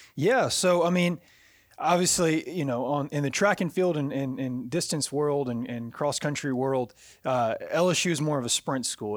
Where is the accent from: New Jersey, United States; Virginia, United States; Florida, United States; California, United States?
Virginia, United States; also born or lived in Louisiana; now in Jacksonville, United States; I'm from Virginia originally